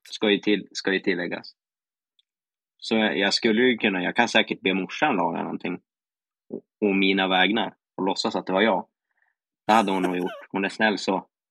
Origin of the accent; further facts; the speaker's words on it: Västernorrland County, Sweden; Västernorrland är ju mitt län då